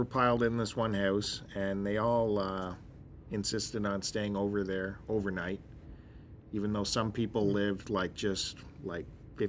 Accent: Picton, Ontario, Canada; moved away; we're both from Picton.

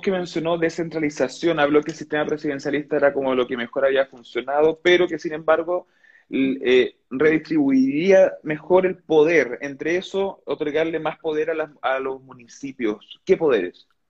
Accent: Coyhaique, Aysén, Chile; yo soy de Coyhaique

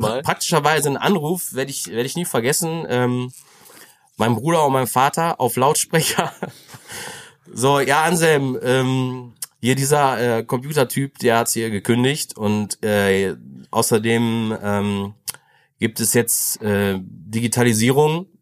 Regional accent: Greven, North Rhine-Westphalia, Germany; ich bin da schon in Greven geboren. Ähm, ich bin der Letztgeborene von vier Kindern, also ähm, dann äh, in Greven so, bin auch so aufgewachsen

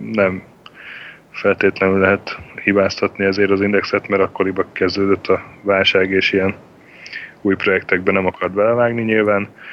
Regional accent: Sopron, Győr-Moson-Sopron, Hungary; én Sopronban születtem, meg ott is nőttem fel

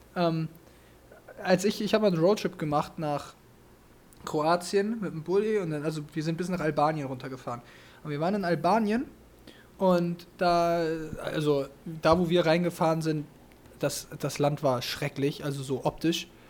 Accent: Germany

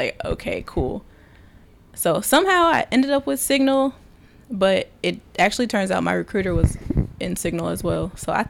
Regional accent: Wisconsin, United States; I'm from Wisconsin.

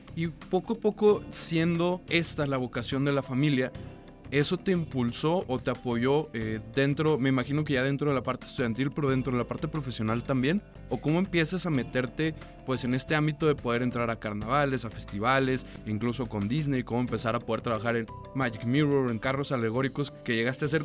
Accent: Torreón, Coahuila, Mexico; moved away; yo no soy de aquí, yo soy eh, de provincia, yo soy de Torreón del Norte

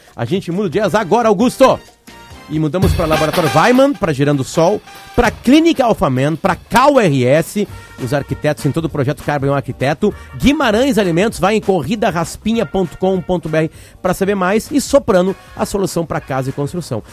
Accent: Uruguay; sou uruguaio

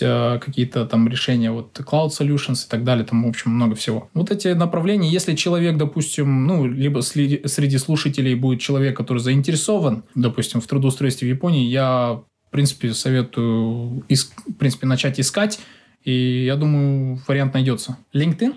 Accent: Kazakhstan; moved away as an adult; now in Japan; будучи еще э, студентом в Казахстане

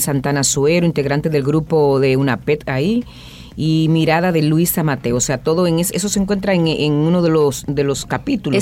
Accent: Moca, Espaillat, Dominican Republic; Yo me siento muy orgullosa de decir que yo soy de Guausi

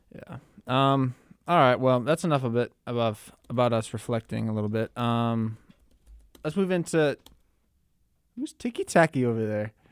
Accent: Minneapolis, Minnesota, United States; me growing up in Minneapolis

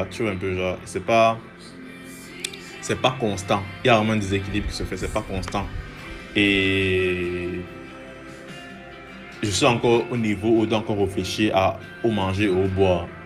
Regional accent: Cameroon; je suis camerounais. Euh, J'habite au Cameroun.

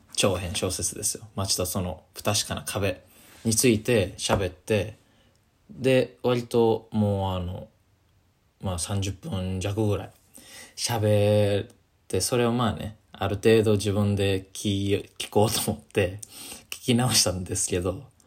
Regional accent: Kansai, Japan; moved away as an adult; now in Tokyo, Japan; 大学卒業してこっち来てあの関西から上京してきて東京来た

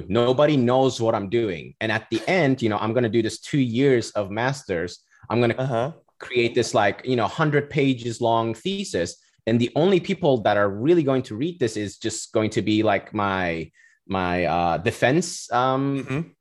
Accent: Cyprus; moved away as an adult; now in Florida, United States; I'm originally from Cyprus. I was born and raised there. Went to high school all, all the way

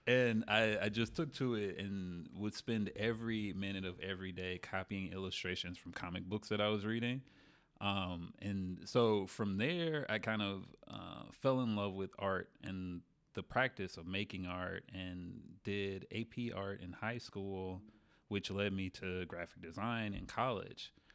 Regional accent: Memphis, Tennessee, United States; moved away as an adult; also born or lived in New Orleans; I'm from Memphis

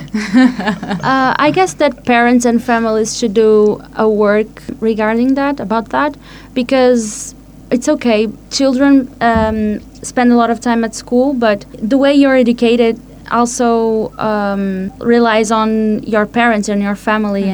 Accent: Portugal; from Portugal

